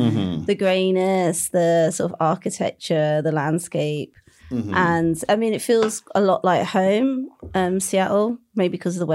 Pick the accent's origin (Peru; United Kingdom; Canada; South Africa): United Kingdom; London; also born or lived in the Midlands; I'm from London, but I also grew up in the Midlands as well.